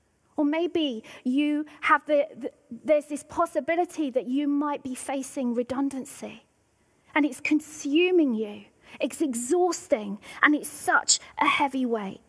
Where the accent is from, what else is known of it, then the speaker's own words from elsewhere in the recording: Devon, South West England, United Kingdom; now in Scotland, United Kingdom; where I grew up in Devon.